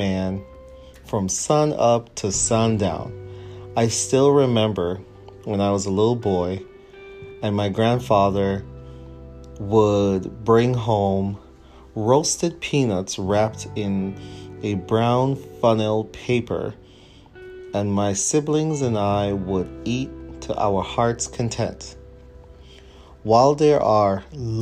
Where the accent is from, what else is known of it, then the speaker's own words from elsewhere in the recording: Jamaica; also born or lived in Kingston, Jamaica / Highgate, St. Mary, Jamaica; I was born in Jamaica, West Indies, and grew up around Kingston, but my parents would later relocate to Highgate St. Mary